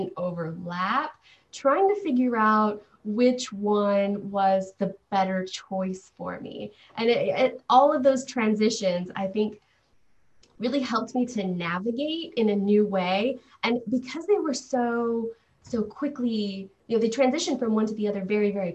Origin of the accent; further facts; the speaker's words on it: Los Angeles, California, United States; I grew up in the Los Angeles area. We jumped around quite a bit